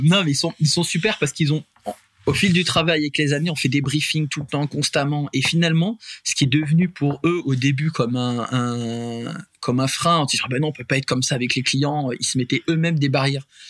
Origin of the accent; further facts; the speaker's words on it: Puy-de-Dôme, Auvergne-Rhône-Alpes, France; nous on est natif euh, du Puy de Dôme.